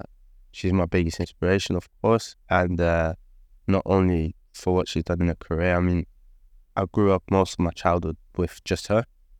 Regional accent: Oslo, Norway; So I'm born and raised in Oslo. Was born in 2003. I grew up in a small place in Oslo called Torsen.

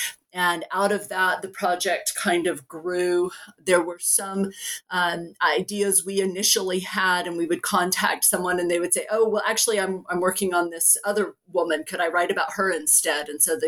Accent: Oklahoma, United States; So I was born and raised in Oklahoma and went to the University of Oklahoma

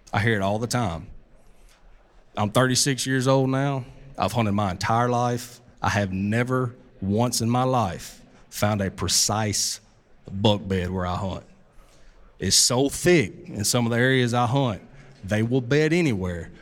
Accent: Southeast, United States; also born or lived in Mississippi Delta; I'm from the Southeast.

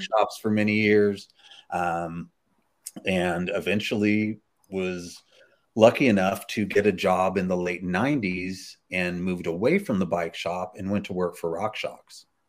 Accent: Bakersfield, California, United States; I was raised in Bakersfield, California

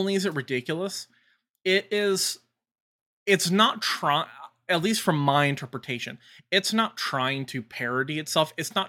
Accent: Detroit, Michigan, United States; I'm from Detroit.

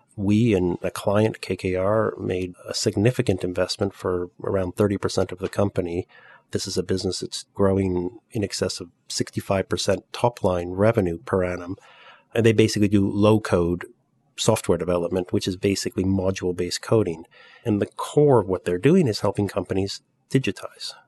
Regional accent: Canada; moved away as an adult; also born or lived in Europe; I'm Canadian, but I've spent my entire career in Europe

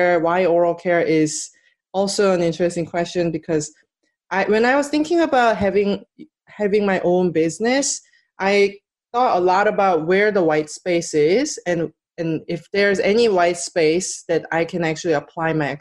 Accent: South Korea; now in United States; And I'm from Korea.

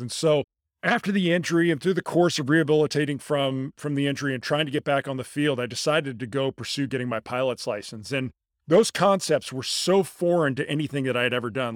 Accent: La Jolla, California, United States; moved away as an adult; also born or lived in Houston, Texas; I grew up in La Jolla, California. It's a small suburb of San Diego

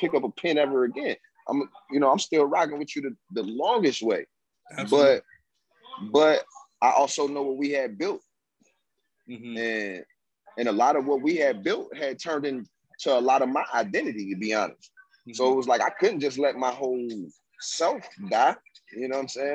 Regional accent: Laurinburg, North Carolina, United States; I'm from Laurinburg, North Carolina

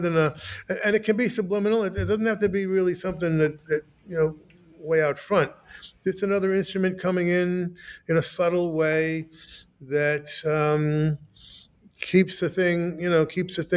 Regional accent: United States; also born or lived in New Jersey; I'm an American

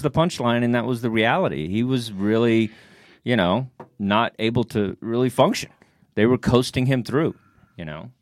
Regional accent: Texas, United States; now in New York, United States; I'm from Texas

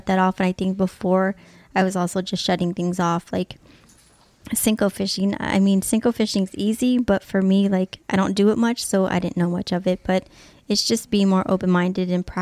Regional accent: Long Beach, California, United States; moved away as an adult; also born or lived in Colorado; now in San Diego, United States; born and raised in Long Beach.

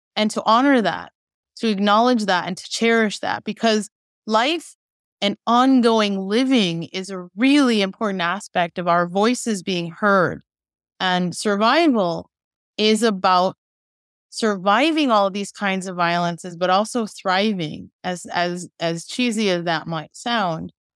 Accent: Chicago, Illinois, United States; I was born in Chicago

